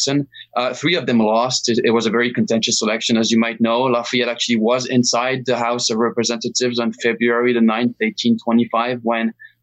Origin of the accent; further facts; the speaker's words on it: France; I'm from France